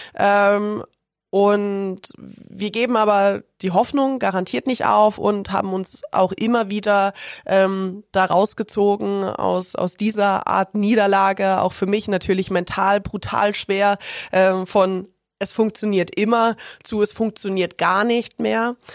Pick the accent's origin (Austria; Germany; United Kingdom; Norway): Germany; Ilmenau, Thuringia; moved away as an adult; also born or lived in Erfurt; now in Augsburg, Germany; In der Stadt, wo ich aufgewachsen bin, Ilmenau